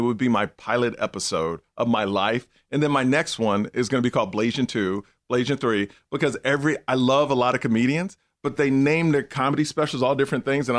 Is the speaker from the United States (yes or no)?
yes; Houston, Texas, United States; moved away; I grew up in Houston. It was very racist at the time. It wasn't like California, more liberal.